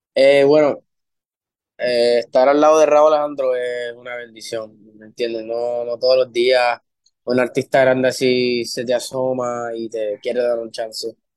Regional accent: Maryland, United States; also born or lived in Puerto Rico; en Maryland fue, fue que crecí, en Puerto Rico fue que yo aprendí el sazón

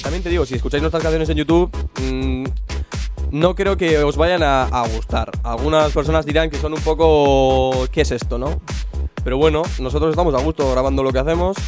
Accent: Bilbao, Basque Country, Spain; somos unos chavales de Bilbao

